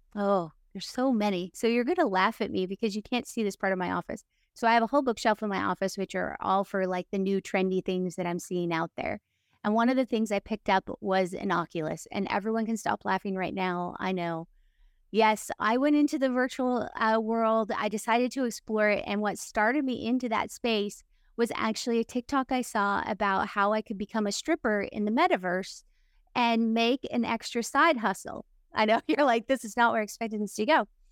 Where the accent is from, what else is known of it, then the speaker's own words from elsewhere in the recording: Utah, United States; moved away; I was from Utah